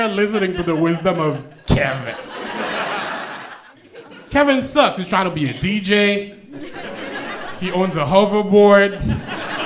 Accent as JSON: {"language": "English", "country": "Haiti", "moved": "yes", "said": "I'm from Haiti. I'm Haitian."}